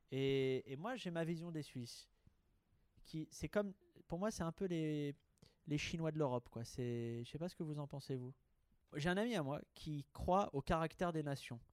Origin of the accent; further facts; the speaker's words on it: Haute-Savoie, Auvergne-Rhône-Alpes, France; moved away; mon chez moi natal